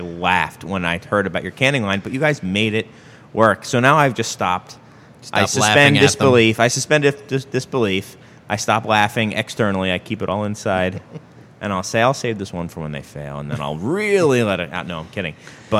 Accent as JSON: {"language": "English", "region": "England", "country": "United Kingdom", "said": "Oh, my accent. Yeah. No, I'm from England originally. I hide it well."}